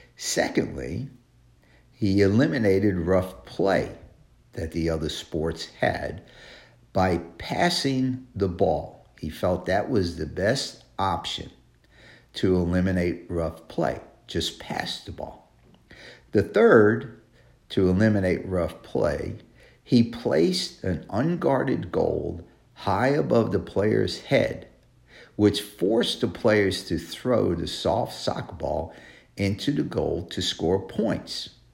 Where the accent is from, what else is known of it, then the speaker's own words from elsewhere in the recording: New York City, New York, United States; New York City, my hometown, My home state.